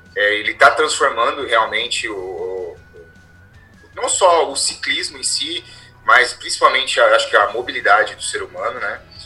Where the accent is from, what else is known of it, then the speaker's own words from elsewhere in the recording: interior of São Paulo, Brazil; accent: caipira; eu sou do interior de São Paulo, né? Sou bem caipira, então vocês vão perceber isso aí, pelo meu palavreado